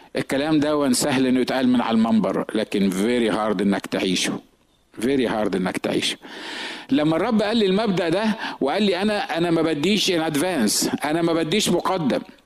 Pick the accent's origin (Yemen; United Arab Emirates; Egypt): Egypt; moved away as an adult; now in San Diego, United States; احنا الاثنين مصريين